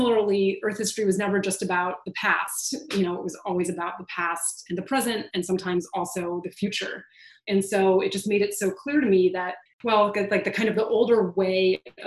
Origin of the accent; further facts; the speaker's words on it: Southern California, United States; I grew up in Southern California doing earthquake drills in school